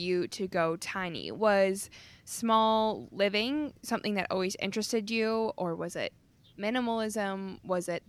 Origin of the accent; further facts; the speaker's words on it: Calgary, Alberta, Canada; here in my hometown of Calgary, Alberta, Canada